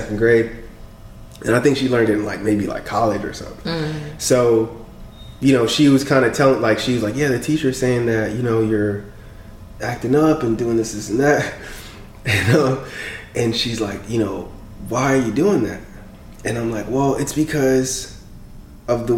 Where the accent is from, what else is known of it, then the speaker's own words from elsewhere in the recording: Clarkston, Georgia, United States; first language French; English is a second language; also born or lived in Congo; I grew up in Clarkston